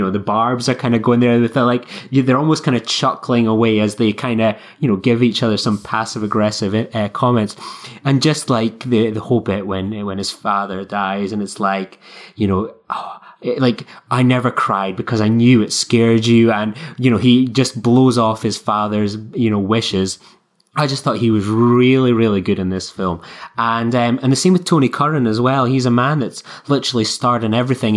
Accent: Scotland, United Kingdom

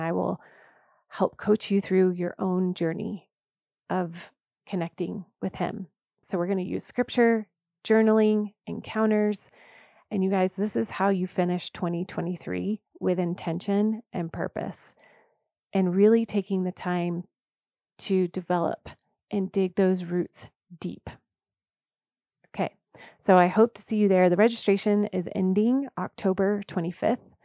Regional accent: the South, United States; I was raised in the South, and I love Southern roots

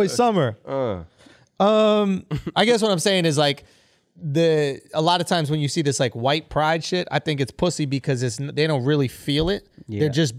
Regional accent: Scotland, United Kingdom; and I'm Scottish.

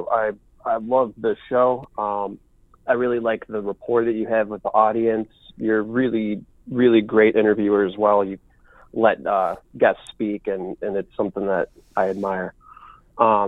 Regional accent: Chicago, Illinois, United States; now in Arizona, United States; I grew up in Chicago

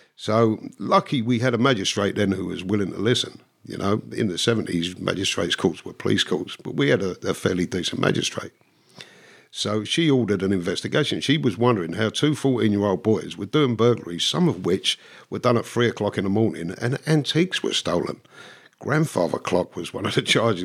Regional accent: London, United Kingdom; moved away; I was born in London. My parents were Irish immigrants from Dublin.

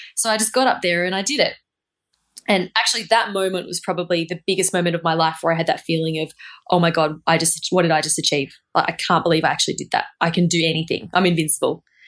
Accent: Australia; moved away

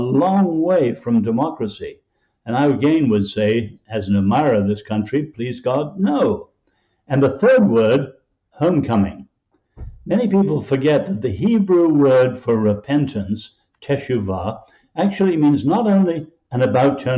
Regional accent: England, United Kingdom; I grew up in England under Winston Churchill

